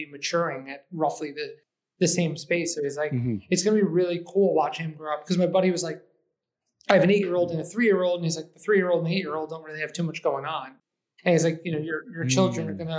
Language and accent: English; Eastchester, New York, United States; also born or lived in Manhattan, New York; now in Brooklyn, United States; I was actually born in Manhattan, but I identify as growing up in the suburbs. So I grew up in Lower Westchester County, in between Yonkers and New Rochelle, in a small town called Eastchester